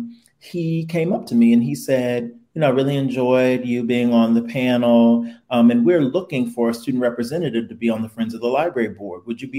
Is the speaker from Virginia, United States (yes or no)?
yes; Chesterfield, Virginia, United States; moved away as an adult; now in Bloomington, United States; I'm originally from Chesterfield, Virginia, which is just outside of Richmond, Virginia. And born and raised there